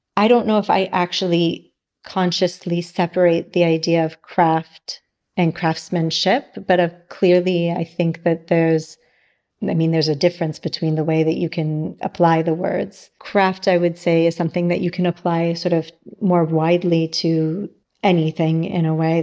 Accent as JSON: {"language": "English", "town": "San Diego", "region": "California", "country": "United States", "tie": "born or raised there", "also_born_or_lived": "New York / Milan", "moved": "as an adult", "lives_now": "Sardinia, Italy", "said": "I grew up in San Diego and I lived in New York my whole adult, adult life until I moved to Milan with Ivano"}